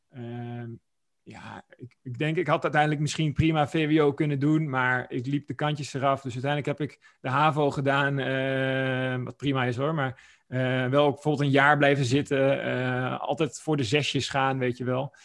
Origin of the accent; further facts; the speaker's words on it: Oldenzaal, Overijssel, Netherlands; ik ben eh, opgegroeid in Twente. een Plaatsje genaamd Oldenzaal